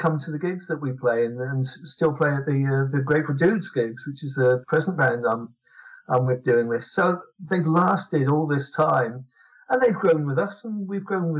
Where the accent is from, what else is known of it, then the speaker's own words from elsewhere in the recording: London, United Kingdom; I grew up in London, and I lived in London for most of my life.